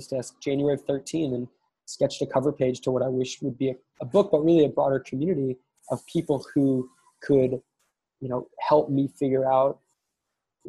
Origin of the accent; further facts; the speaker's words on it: East Coast, United States; I was born in the East Coast